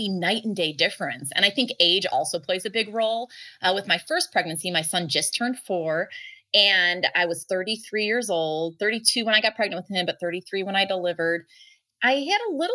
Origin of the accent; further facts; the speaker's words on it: Chicago, Illinois, United States; So I grew up in the Chicago suburbs